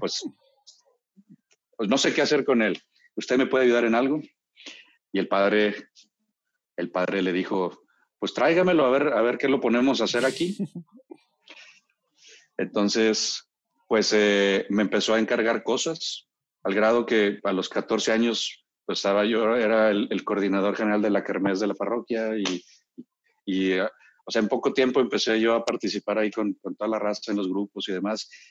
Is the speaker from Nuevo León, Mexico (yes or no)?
yes; Monterrey, Nuevo León, Mexico; born or raised there; also born or lived in Mexico City